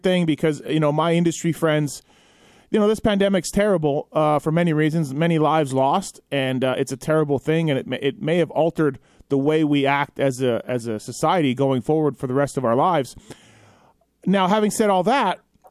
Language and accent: English; Canada; now in United States; I'm Canadian, and I've lived in America now for, 25 years or so